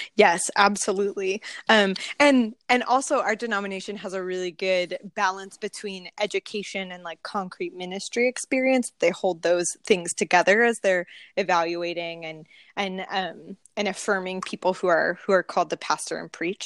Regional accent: Pismo Beach, California, United States; I'm born and raised in California. Uh, grew up on a in a small town on the central coast. It's called Pismo Beach.

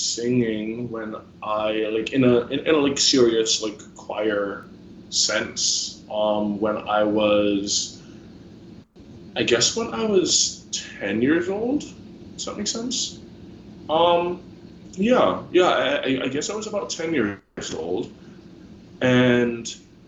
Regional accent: New Jersey, United States; where I grew up in New Jersey

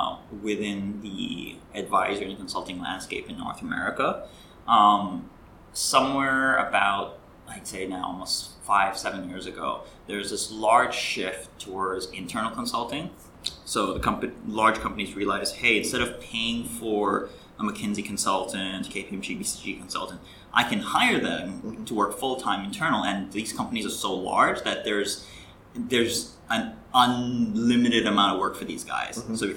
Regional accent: Greece; also born or lived in India / Canada; now in Hong Kong; So I'm actually originally from Canada, but I grew up in Greece and India, so very much the definition of a third culture kid.

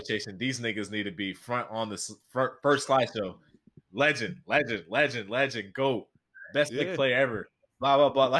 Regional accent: New Jersey, United States; I'm from Jersey

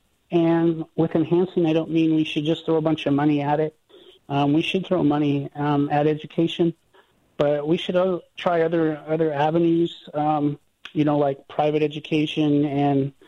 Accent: Northern Nevada, United States; now in Southern Utah, United States; I'm not from here. I'm from Northern Nevada

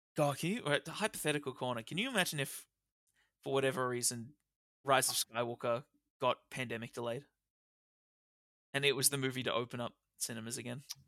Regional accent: Australia; we're Australian

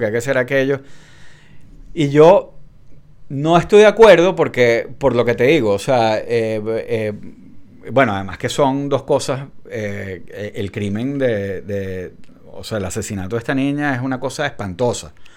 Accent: Venezuela; now in United States; yo sigo diciendo que soy venezolano

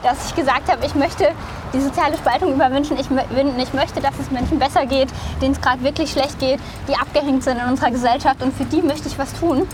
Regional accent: Baden-Württemberg, Germany; also born or lived in Rhineland-Palatinate / Canada; now in Brandenburg, Germany; ich bin in Rheinland-Pfalz geboren, äh, in großen Teilen der, von Baden-Württemberg dann sozusagen aufgewachsen, beziehungsweise habe da eine Weile

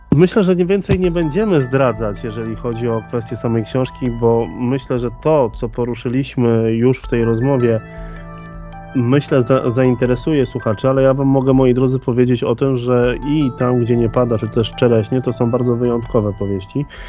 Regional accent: Łódź Voivodeship, Poland; Ja akurat jestem z województwa łódzkiego

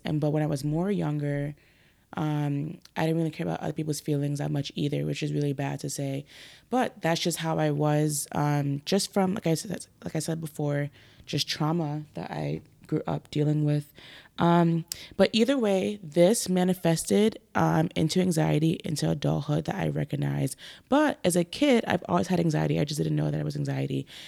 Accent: New York City, New York, United States; moved away; I grew up in Brooklyn, uh, specifically Crown Heights, Flatbush area

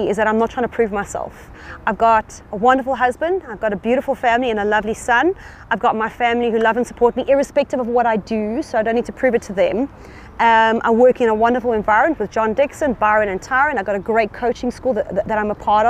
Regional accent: South Africa; being a South African passport holder myself

